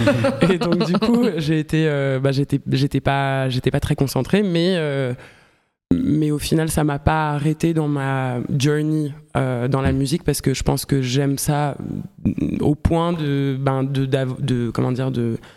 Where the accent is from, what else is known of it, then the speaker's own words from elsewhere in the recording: Geneva, Switzerland; moved away as an adult; Euh, je viens de Genève. Je suis née, j'ai grandi là-bas jusqu'à mes 18 ans.